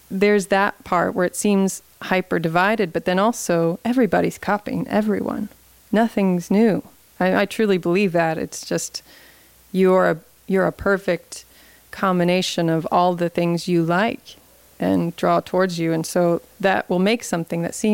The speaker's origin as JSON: {"language": "English", "town": "Louisville", "region": "Kentucky", "country": "United States", "said": "\"Oh, I'm from Louisville, and that is a very different place to them. You know, this is the river town, and this tradition is much different."}